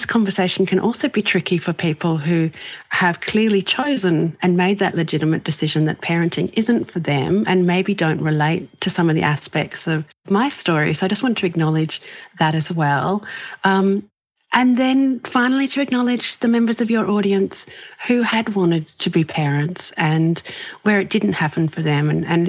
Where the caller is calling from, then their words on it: Brisbane, Queensland, Australia; I'm coming in from Brisbane in Australia